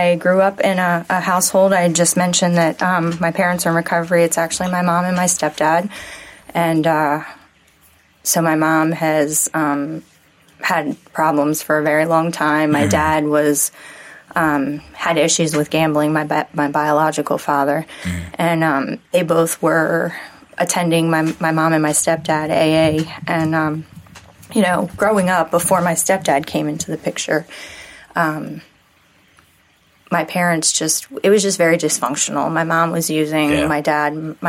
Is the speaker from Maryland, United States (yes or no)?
yes; Pasadena, Maryland, United States; Pasadena, Maryland